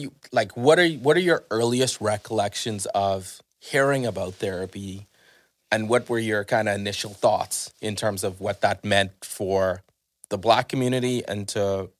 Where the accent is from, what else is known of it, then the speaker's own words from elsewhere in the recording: Bahamas; growing up in the Bahamas, was there was always this saying that if you had a nervous breakdown